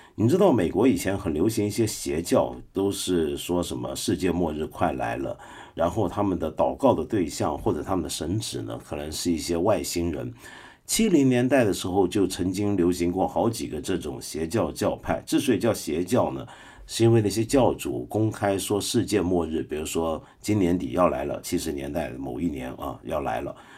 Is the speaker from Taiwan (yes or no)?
no; Guangdong, China; 我们广东人